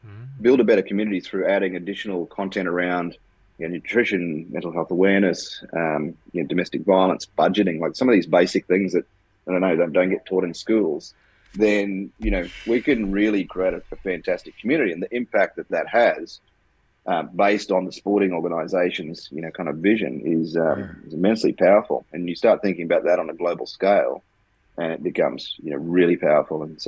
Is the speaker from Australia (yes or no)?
yes; Queensland, Australia; we're from Queensland, so we're rugby league mad